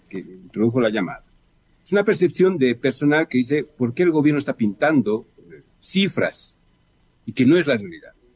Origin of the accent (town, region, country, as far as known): Bolivia